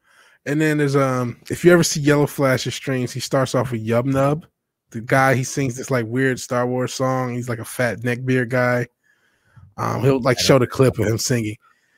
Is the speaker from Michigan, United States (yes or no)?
yes; Detroit, Michigan, United States; I'm from Detroit.